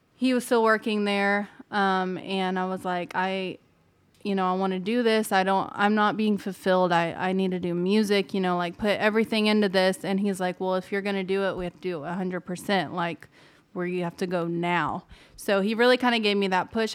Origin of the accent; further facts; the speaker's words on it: Ozark Mountains, Missouri, United States; moved away as an adult; now in Nashville, United States; I'm from the Ozark Mountains in Missouri, so not far from, like, the Branson area, um, Springfield, Missouri. And I had grown up singing all my life